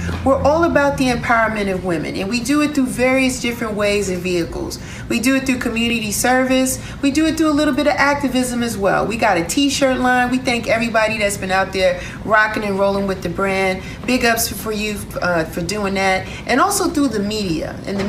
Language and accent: English; Bronx, New York, United States; Everybody that knows me knows that I love house, but if you are born and raised in the Bronx, there is some kind of affiliation or love that you're going to have for hip hop. And that's me. And so my birth place in the Bronx was the birthplace of hip hop